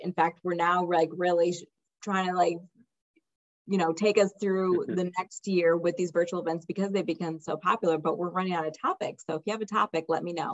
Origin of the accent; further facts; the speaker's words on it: Cleveland, Ohio, United States; moved away as an adult; also born or lived in Milan, Italy; in Cleveland, Ohio, by the way. I'm from Cleveland